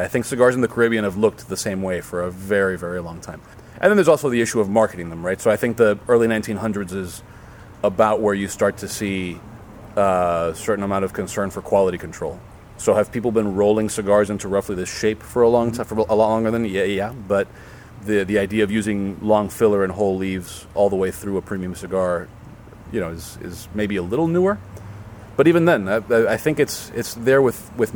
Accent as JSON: {"language": "English", "town": "Miami", "region": "Florida", "country": "United States", "tie": "born or raised there", "said": "growing up in Miami, Ricardo and I both graduated from the same high school."}